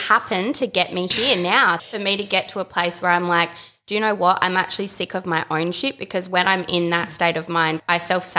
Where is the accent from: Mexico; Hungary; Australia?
Australia; Adelaide, South Australia; from Adelaide